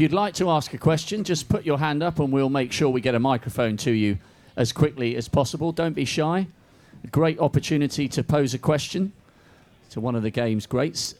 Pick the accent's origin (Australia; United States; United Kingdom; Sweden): United Kingdom; we're British